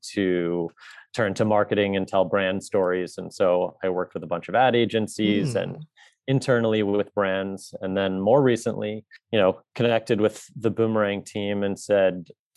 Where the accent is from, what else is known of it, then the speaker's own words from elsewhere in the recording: New York, United States; moved away as an adult; also born or lived in Chicago / Los Angeles; I grew up in New York, pretty idyllic childhood